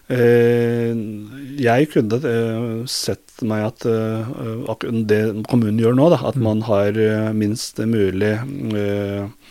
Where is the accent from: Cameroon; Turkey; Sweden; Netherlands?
Turkey; Norwegian is a second language; now in Norway; Jeg er født i Tyrkia